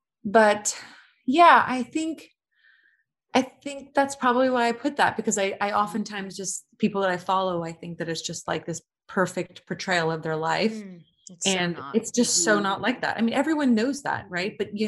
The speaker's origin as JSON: {"language": "English", "country": "United Kingdom", "said": "I'm British."}